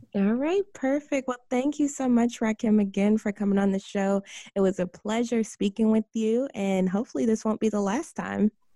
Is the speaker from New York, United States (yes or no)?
yes; White Plains, New York, United States; I'm from White Plains